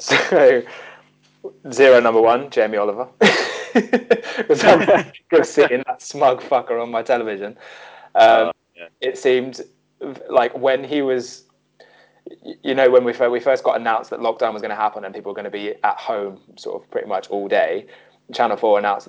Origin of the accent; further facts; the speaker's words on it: United Kingdom; as the British public